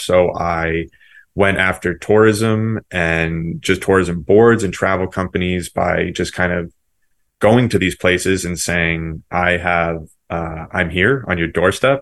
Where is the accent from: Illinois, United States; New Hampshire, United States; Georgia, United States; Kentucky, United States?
New Hampshire, United States; Seacoast; I'm from New England, particularly uh, Seacoast, New Hampshire